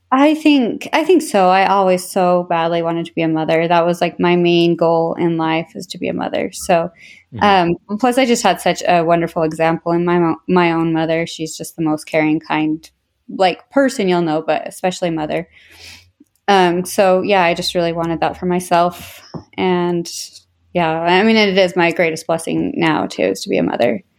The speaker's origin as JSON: {"language": "English", "area": "Tooele County area", "region": "Utah", "country": "United States", "tie": "born or raised there", "also_born_or_lived": "Orem, Utah / West Valley City, Utah / Erda, Utah / Stansbury Park, Utah", "said": "I was born in Orem, then moved to West Valley where I lived till I was ten, and then we moved to Erda"}